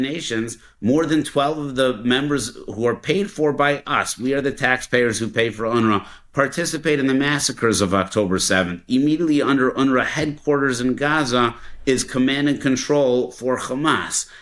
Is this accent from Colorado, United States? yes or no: yes; Denver, Colorado, United States; I grew up in Denver, Colorado.